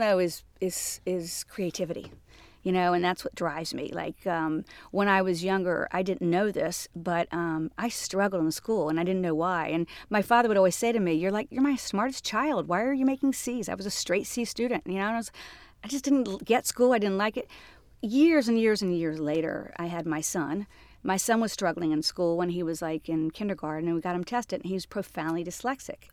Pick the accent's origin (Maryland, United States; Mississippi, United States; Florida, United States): Florida, United States; Jacksonville; moved away as an adult; also born or lived in Atlanta; now in New York, United States; born and raised in Jacksonville, Florida